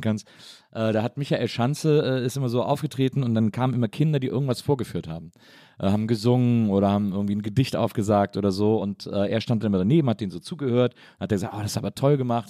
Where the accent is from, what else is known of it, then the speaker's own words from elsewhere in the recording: Wesseling, North Rhine-Westphalia, Germany; ich komme ja aus Wesseling und das ist ja, weiß ich nicht, eine halbe Stunde vom Phantasialand entfernt